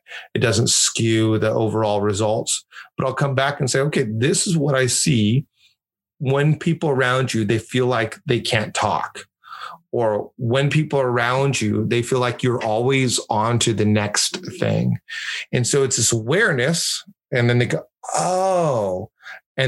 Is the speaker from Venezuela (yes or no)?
no; Mexico; my best friend growing up in Mexico was this guy named Ricardo